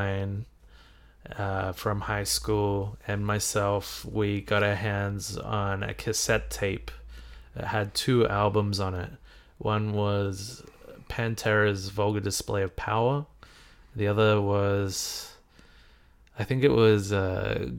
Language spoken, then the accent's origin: English; Australia; a couple of Aussies